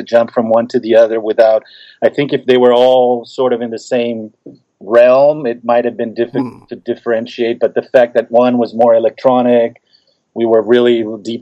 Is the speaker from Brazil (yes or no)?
yes; Brazil; moved away as an adult; growing up in Brazil